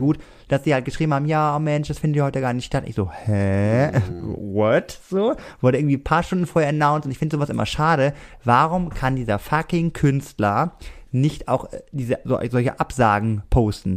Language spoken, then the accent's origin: German; Germany; ich komme extra aus vom Germany